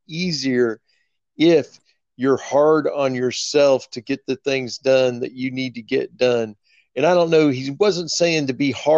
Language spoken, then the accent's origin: English; right outside of Kansas City, Missouri, United States; moved away as an adult; now in Dallas, United States; I grew up right outside of Kansas City, Missouri